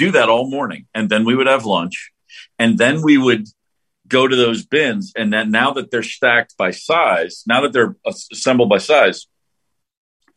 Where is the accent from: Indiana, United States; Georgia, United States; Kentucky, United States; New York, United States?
Kentucky, United States; Hopkinsville; moved away as an adult; also born or lived in Atlanta; I was in my hometown, Hopkinsville, Kentucky